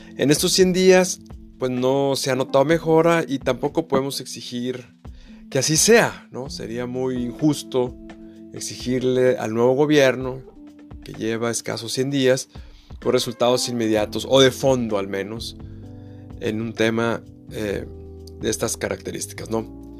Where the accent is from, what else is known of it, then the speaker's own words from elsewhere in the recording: Saltillo, Coahuila, Mexico; moved away; mi ciudad natal, Saltillo, aunque yo no vivía en ella por aquellos años